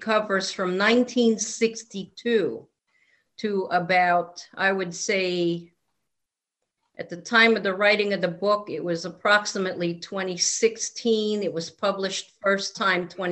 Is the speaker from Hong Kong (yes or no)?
no; Philippines; now in Connecticut, United States; I was actually born and raised in a country that had a lot of, you name it. We had cryptids. We had flying, whatever they were. We had demonic infestations. We also had Bigfoot, believe it or not, in the tropical forests of the Philippines